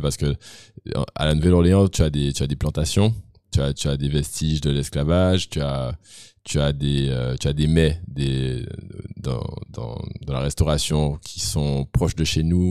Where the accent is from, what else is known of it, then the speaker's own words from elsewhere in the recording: Guadeloupe; Je viens de la Guadeloupe. Tout le monde vient d'ailleurs. J'étais le seul Guadeloupéen de l'école d'ailleurs